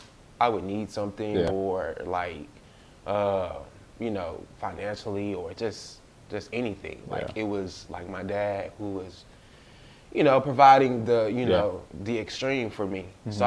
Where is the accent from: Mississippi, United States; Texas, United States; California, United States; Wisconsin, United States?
Mississippi, United States; Port Gibson; also born or lived in Natchez, Mississippi; I'm originally from, I was raised in Port Gibson, mm-hmm. where Alcorn is.